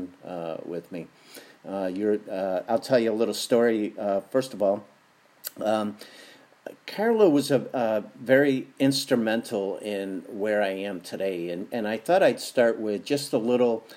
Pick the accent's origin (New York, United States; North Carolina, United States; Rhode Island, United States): New York, United States; Buffalo; now in Santa Barbara, United States; I'm from Buffalo, and I'm living here in Santa Barbara, California now